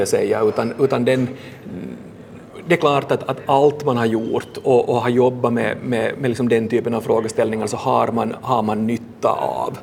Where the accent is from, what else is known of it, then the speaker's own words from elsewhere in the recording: Vaasa, Ostrobothnia, Finland; also born or lived in Helsinki region; now in Helsinki, Finland; jag kommer själv från, från Vasa och nu, nu bor här